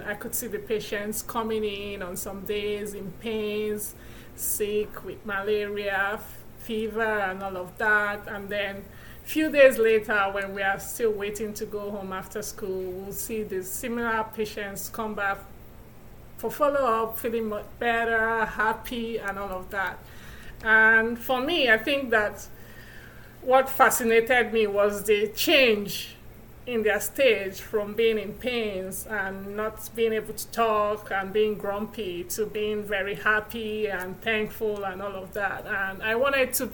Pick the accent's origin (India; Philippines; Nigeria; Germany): Nigeria; moved away as an adult; now in Milwaukee, United States; I'm originally from Nigeria, where I was born and raised.